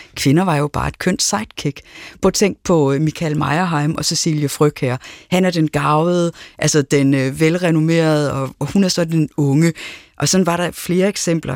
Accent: Aarhus, Central Denmark Region, Denmark; jeg er vokset op i Aarhus

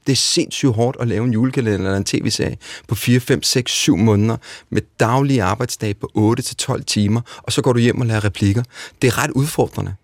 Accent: Denmark; Her hjemme i Danmark

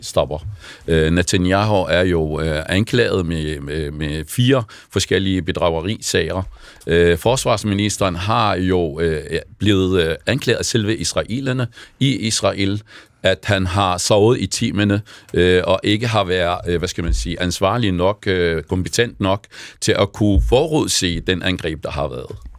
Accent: Jordan; also born or lived in Palestine (ancestry); now in Denmark; jeg er jo selv palæstinenser, jeg har født i en flygtningelejr

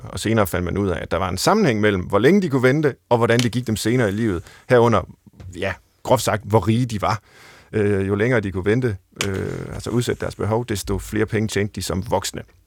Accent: Central Jutland, Central Denmark Region, Denmark; jeg er fra Midtjylland

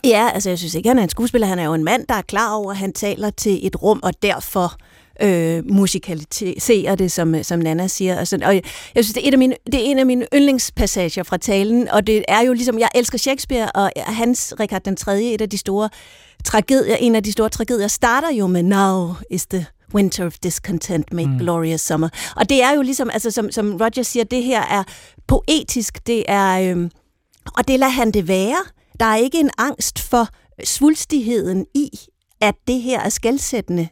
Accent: Denmark

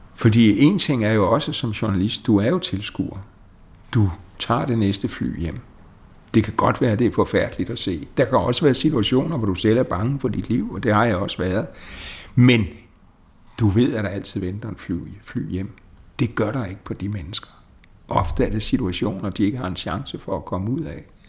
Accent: Denmark; vores selvopfattelse som danskere

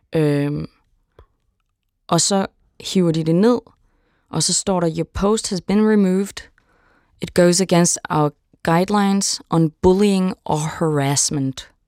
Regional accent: Denmark; som dansker

